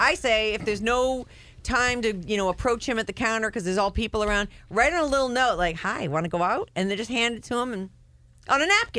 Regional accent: Santa Rosa, California, United States; now in Portland, United States; I'm originally from Santa Rosa and Forestville, but live up in Portland now and listen to your show via podcast every day. It keeps me feeling connected to home.

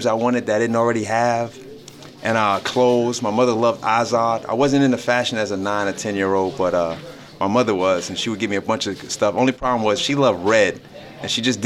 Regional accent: New York City, New York, United States; we grew up in Atlantic Towers, which is in Brownsville, which is a neighborhood full of a bunch of different housing projects

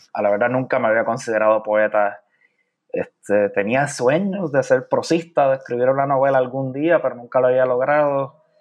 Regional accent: San Juan, Puerto Rico; moved away as an adult; also born or lived in Carolina, Puerto Rico; now in Chicago, United States; me crié principalmente en San Juan

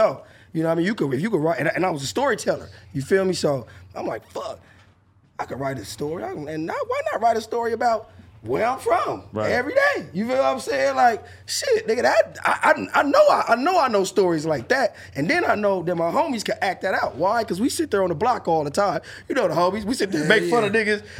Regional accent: Los Angeles, California, United States; I'm from Vernon

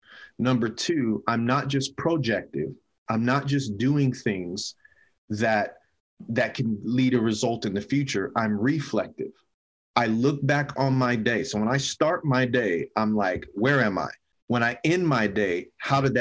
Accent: San Bernardino, California, United States; I grew up in San Bernardino, terrible

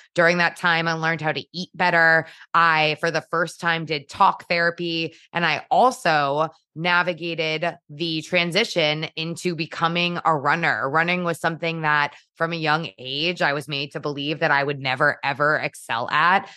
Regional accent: Trumbull, Connecticut, United States; I born and raised in Trumbull, Connecticut

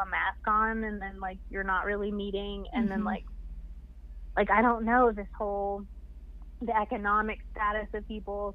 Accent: Kentucky, United States; also born or lived in Ohio; now in Denver, United States; I'm from Kentucky

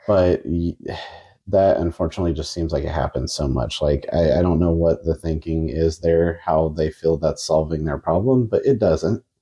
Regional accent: Kansas, United States; We're from Kansas

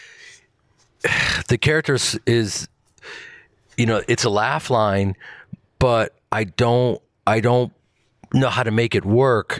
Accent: Chicago, Illinois, United States; I grew up in Chicago

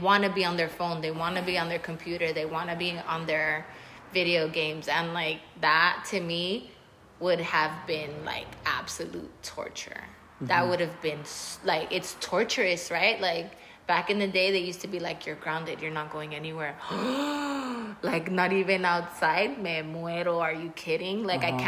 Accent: South Gate, California, United States; I grew up in Southgate

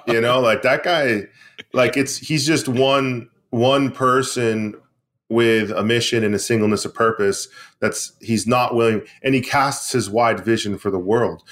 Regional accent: Maine, United States; bring manufacturing back to my hometown, back to Maine, back to New England

